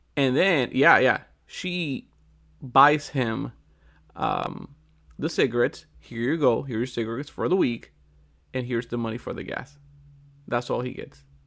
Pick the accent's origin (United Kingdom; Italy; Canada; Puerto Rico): Puerto Rico; I'm from Puerto Rico